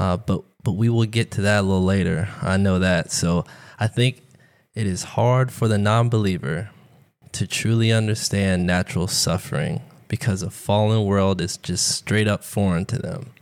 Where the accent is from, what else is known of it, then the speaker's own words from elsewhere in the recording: Tampa, Florida, United States; I was born and raised in Tampa, Florida.